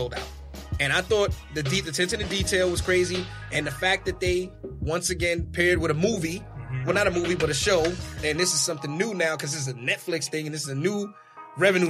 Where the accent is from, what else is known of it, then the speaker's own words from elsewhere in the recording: New York, United States; if we're all from New York